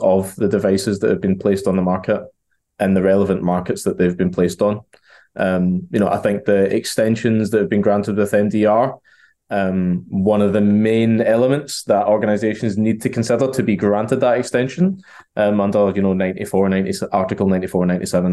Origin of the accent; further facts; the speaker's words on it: Glasgow, Scotland, United Kingdom; now in Chester, United Kingdom; In the UK, based out of sunny Chester in the UK, but I'm from Glasgow, so that's the accent.